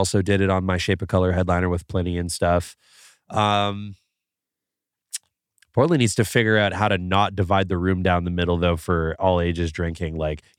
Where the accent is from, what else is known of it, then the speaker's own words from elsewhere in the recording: Canada; And I'm from Canada. We got crazy rules.